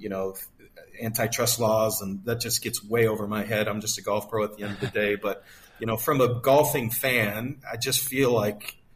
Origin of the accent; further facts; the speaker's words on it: United States; moved away as an adult; an American who has been living abroad for so many years